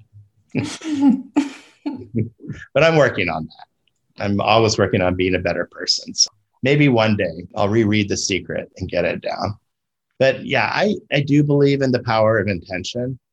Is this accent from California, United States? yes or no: yes; California, United States; moved away as an adult; also born or lived in Florida; I was back in a state that I grew up